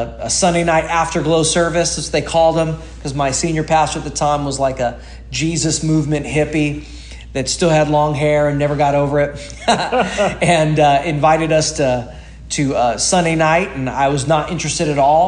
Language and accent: English; Salinas, California, United States; now in Hawaii Kai, United States; I was raised in Salinas, California. So a town close to like Monterey Bay, the Monterey Bay area of California. And I grew up there